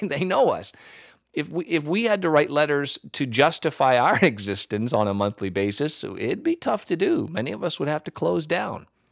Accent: United States; as an American pastor

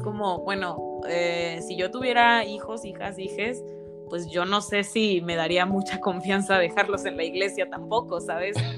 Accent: Mexico; derechos como mexicanos

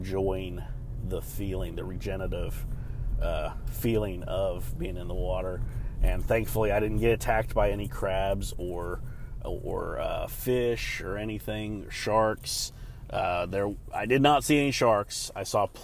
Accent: Ohio, United States; now in North Carolina, United States; my hometown of Ohio

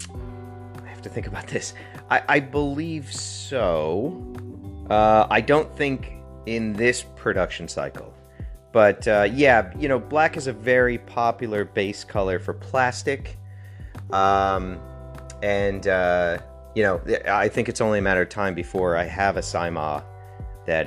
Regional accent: Connecticut, United States; I grew up in Connecticut

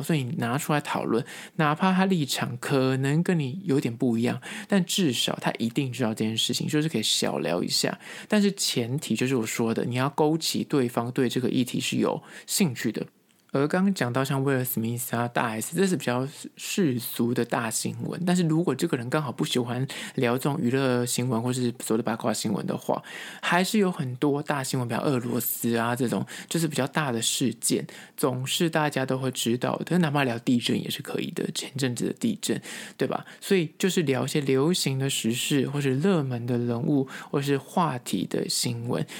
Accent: Taipei, Taiwan; 身为台北人

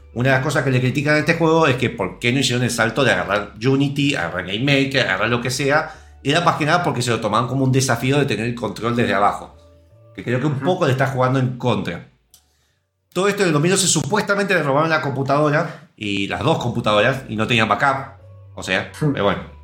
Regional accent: Argentina; Yo siendo argentino

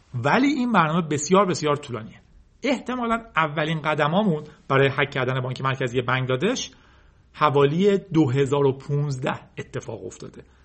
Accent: Iran; ما به عنوان یک ایرانی

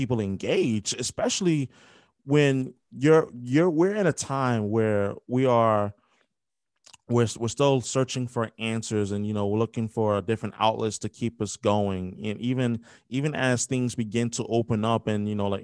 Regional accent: New York, United States; I grew up in New York, like born and raised

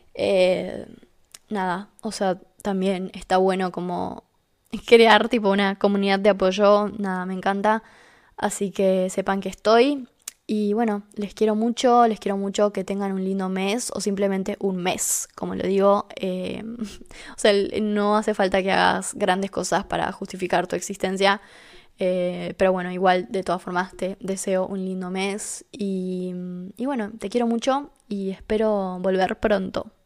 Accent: Argentina; vivo en Argentina ahora

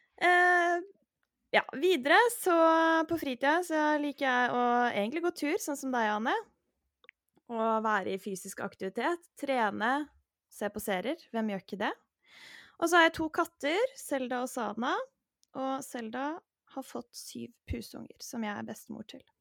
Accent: Hvasser, Vestfold, Norway; also born or lived in Løren, Oslo; now in Oslo, Norway; jeg kommer egentlig fra Hvasser utafor Tjøme, men nå bor jeg på Løren

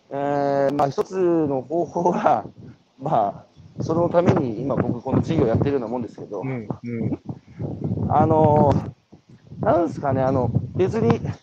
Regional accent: Hanamaki, Iwate, Japan; 僕は岩手の花巻出身ですけど

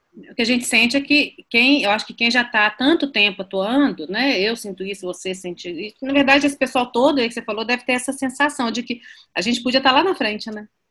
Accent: Minas Gerais, Brazil; como mineiro

